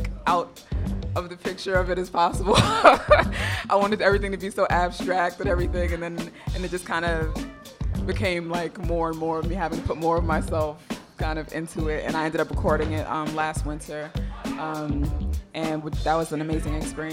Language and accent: English; New York City, New York, United States; I'm from Brooklyn